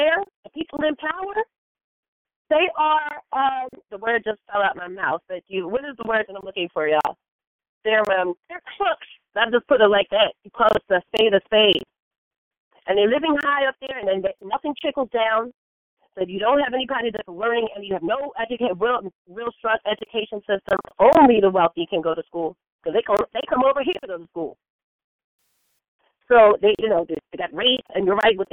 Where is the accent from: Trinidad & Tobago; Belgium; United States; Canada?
United States; as American blacks, because that's what I am. I consider myself an American black